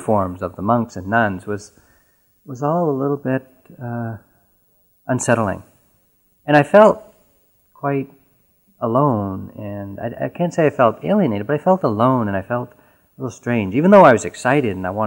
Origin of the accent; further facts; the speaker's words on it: New England, United States; I was born and raised in New England, and I really hadn't left New England much at all in my life.